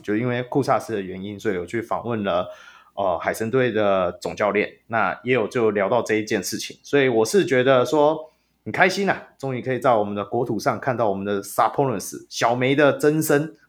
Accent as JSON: {"language": "Chinese", "region": "Taoyuan", "country": "Taiwan", "said": "我是桃园人"}